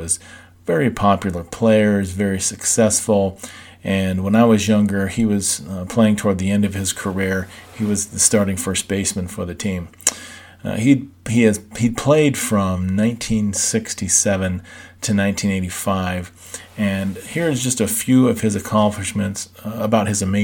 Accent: Southern California, United States; I grew up in Southern California

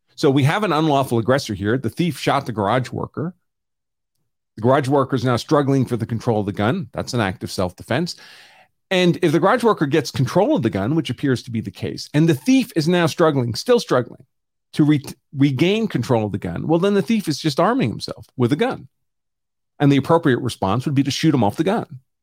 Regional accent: New York City, New York, United States; I grew up in New York City

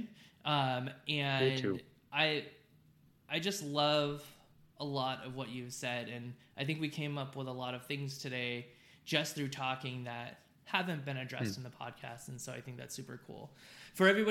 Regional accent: Southern California, United States; now in Texas, United States; I grew up in Southern California

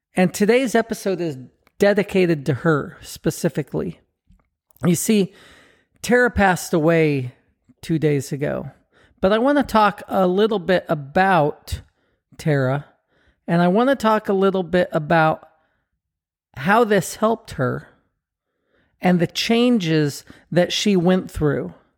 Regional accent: Southern California, United States; we grew up together in Southern California

